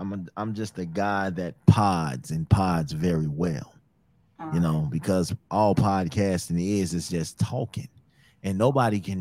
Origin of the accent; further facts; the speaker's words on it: Midwest, United States; I'm from the Midwest. That's how we talk